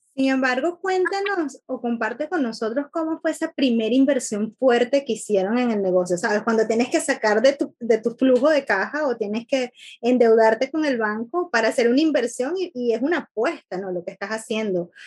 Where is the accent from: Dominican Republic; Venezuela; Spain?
Venezuela; un compatriota de mi tierra